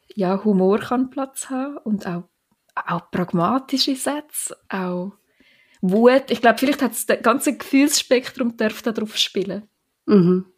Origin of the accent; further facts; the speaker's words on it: Switzerland; das Glaubfelden, dort, wo ich aufgewachsen bin